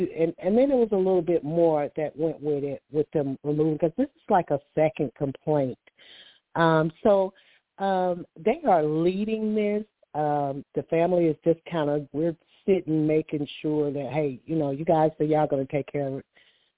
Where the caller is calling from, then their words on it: Alabama, United States; I'm calling from Alabama, so I kind of deal with sinuses.